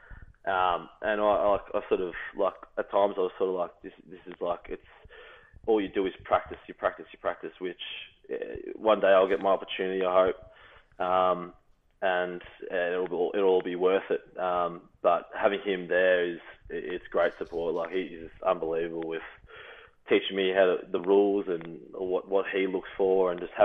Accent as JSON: {"language": "English", "country": "Australia", "moved": "as an adult", "lives_now": "Illinois, United States", "said": "being another Australian"}